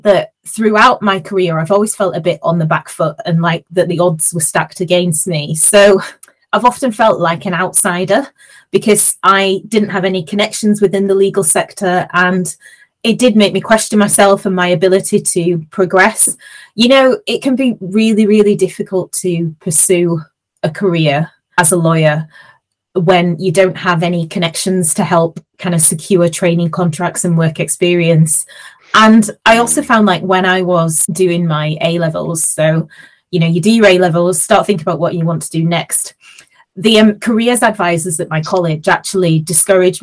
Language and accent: English; Huddersfield, Yorkshire and the Humber, United Kingdom; I grew up in Huddersfield in West Yorkshire.